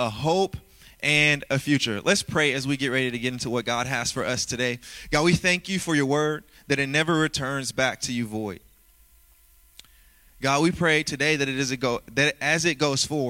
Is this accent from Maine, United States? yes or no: no; Louisiana, United States; growing up in Louisiana, come on, I was raised by a single mom who had 9 kids.